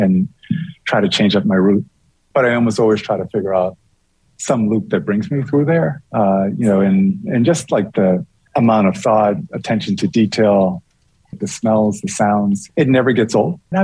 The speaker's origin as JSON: {"language": "English", "country": "Bermuda", "tie": "born or raised there", "moved": "yes", "said": "When I was a kid, and I grew up in Bermuda."}